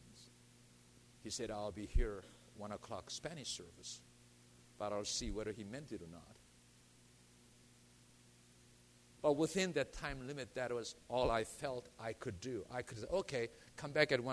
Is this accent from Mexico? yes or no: no; South Korea; now in United States; I was born in Korea. I chose to be an American citizen